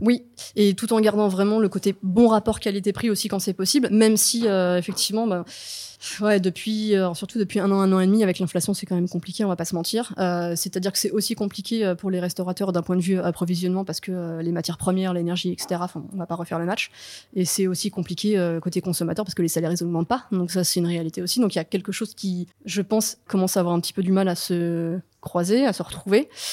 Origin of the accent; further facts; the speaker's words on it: the Nantes area, Pays de la Loire, France; also born or lived in Paris; now in Nantes, France; je suis de la région à la base.